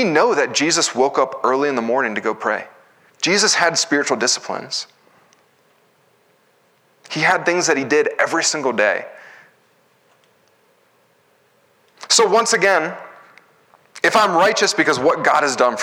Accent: United States; as Americans, we value our individual freedom.

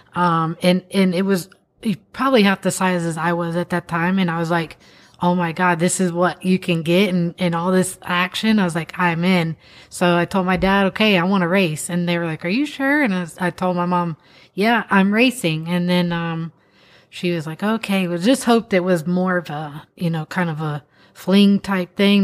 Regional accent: Florida, United States; we're from Florida

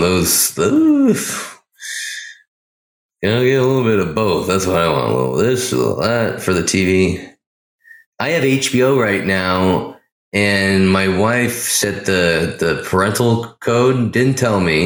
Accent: Pleasanton, California, United States; my hometown, Pleasanton.

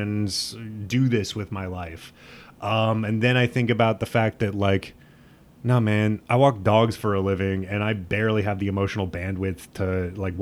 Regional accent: Midwest, United States; I'm from the Midwest

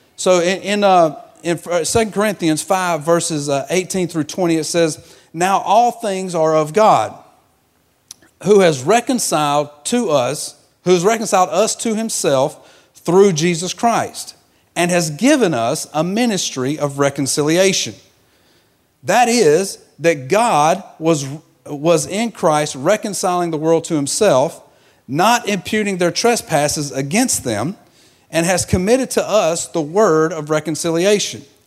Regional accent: Georgia, United States; moved away; I'm from Georgia, so I, I was raised in a peach orchard.

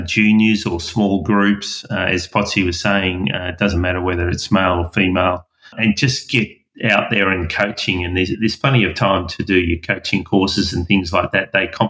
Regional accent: Melbourne, Victoria, Australia; also born or lived in Belgium; When I was growing up in Melbourne

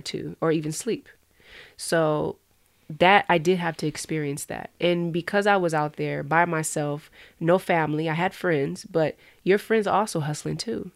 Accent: Moreno Valley, California, United States; That's, you know, where I'm from. I'm from Inland Empire

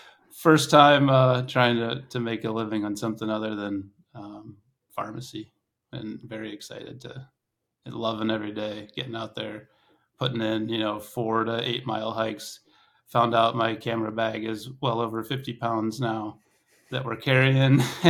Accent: Ohio, United States; moved away as an adult; also born or lived in Alaska; So I grew up in Northeast Ohio.

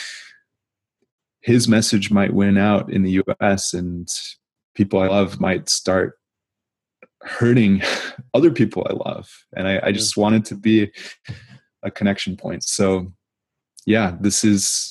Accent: United States; as an American

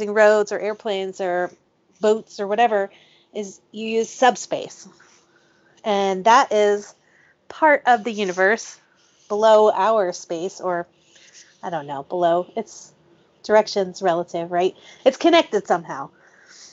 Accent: United States; I'm American

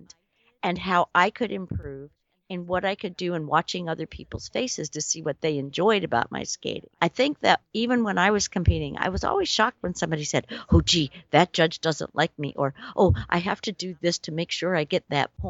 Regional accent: Indiana, United States; I was a teenager from Indiana.

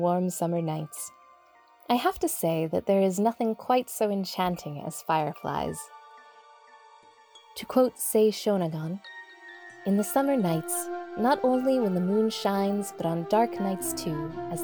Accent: San Francisco Bay Area, California, United States; also born or lived in Japan; Growing up in the San Francisco Bay Area, I never really saw fireflies in the summertime. The weather here was too dry for them, I think.

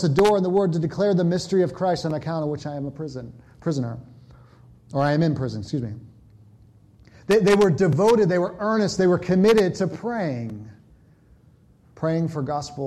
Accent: California, United States; moved away; I grew up in California

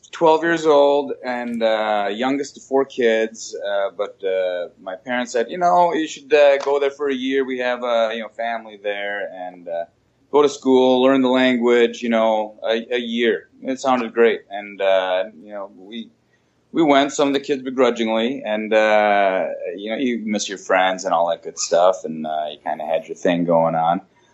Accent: Minnesota, United States; There were times, sure. I mean, it was, you know, pretty small white bread town.

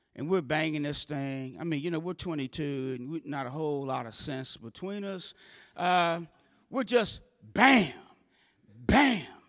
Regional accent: St. Louis, Missouri, United States; I grew up in North Saint Louis, about three miles north of Del Mar

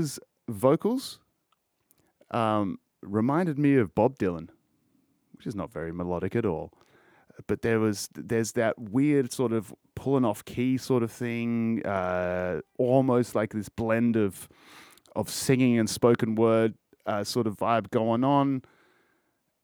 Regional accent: Australia; all of us fucking Australians

